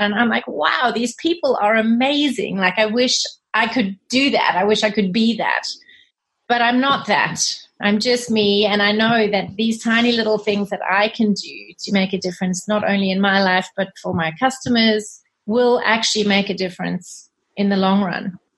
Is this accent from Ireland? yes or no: no; South Africa; moved away as an adult; also born or lived in Zimbabwe / Australia; now in United Kingdom; I was born in Zimbabwe and okay. I grew up in South Africa.